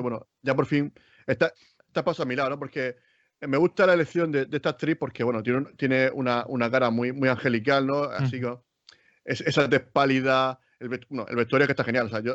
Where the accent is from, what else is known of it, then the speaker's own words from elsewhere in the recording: Spain; nosotros que somos de España